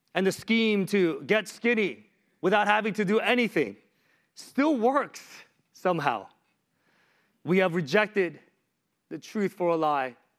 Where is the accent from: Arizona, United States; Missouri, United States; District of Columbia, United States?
District of Columbia, United States; Washington; I am from Washington, D C.